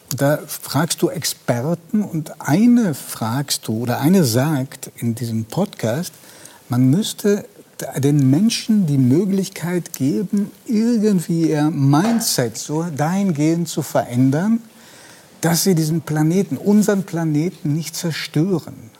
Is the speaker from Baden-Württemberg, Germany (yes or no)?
yes; Stuttgart area, Baden-Württemberg, Germany; ich komme aus dem Stuttgarter Raum